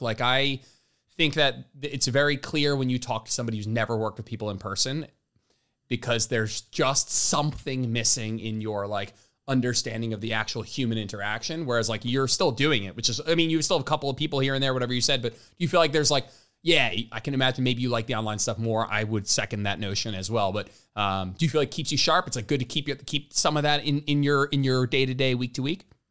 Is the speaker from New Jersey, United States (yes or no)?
yes; Englewood, New Jersey, United States; moved away; we're from Englewood, so right near Hoboken